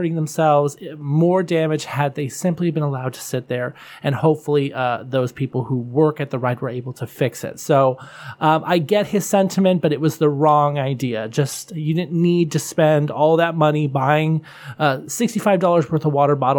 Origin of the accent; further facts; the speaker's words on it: Buffalo, New York, United States; I'm from Buffalo